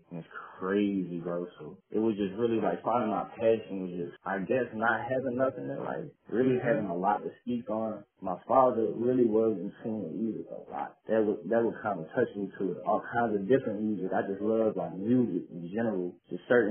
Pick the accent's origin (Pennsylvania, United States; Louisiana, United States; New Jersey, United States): Louisiana, United States; Westwego; I grew up in Shots Project in West Wego on the West Bank